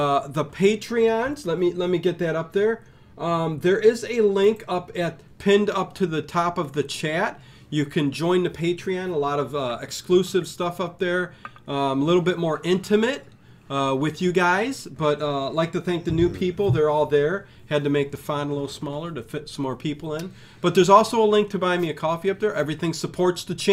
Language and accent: English; Cleveland, Ohio, United States; we're from Cleveland, Ohio